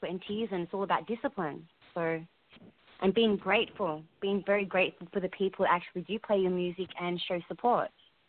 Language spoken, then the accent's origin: English; Australia; now in United States; I'm originally from Australia, but I'm currently in America right now.